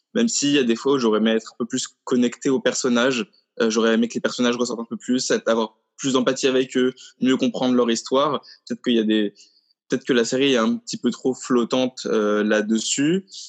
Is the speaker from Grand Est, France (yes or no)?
no; Paris, Île-de-France, France; en tant que Parisien